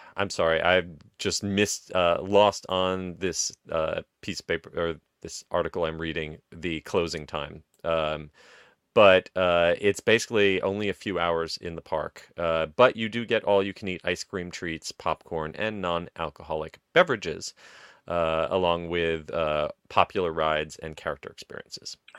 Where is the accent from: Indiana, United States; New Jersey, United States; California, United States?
New Jersey, United States; I grew up in Jersey